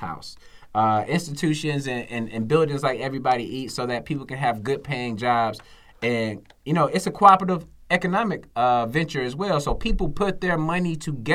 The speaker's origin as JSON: {"language": "English", "town": "Atlanta", "region": "Georgia", "country": "United States", "tie": "born or raised there", "said": "I'm from the South Side, Cleveland Avenue"}